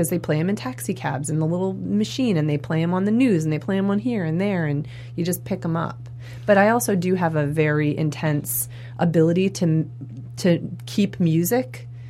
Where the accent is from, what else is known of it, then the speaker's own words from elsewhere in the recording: Maine, United States; I grew up in Maine in a really small town, and there were 300 kids in my school.